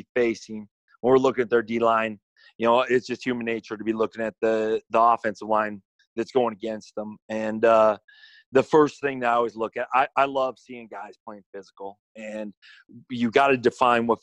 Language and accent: English; South Dakota, United States; moved away as an adult; now in Chadron, United States; I grew up in Red Isle, South Dakota, on a ranch